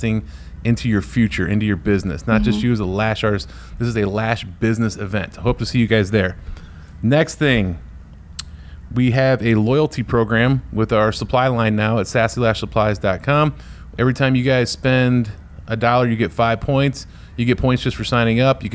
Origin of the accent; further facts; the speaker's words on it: Northeast Ohio, United States; I'm from Northeast Ohio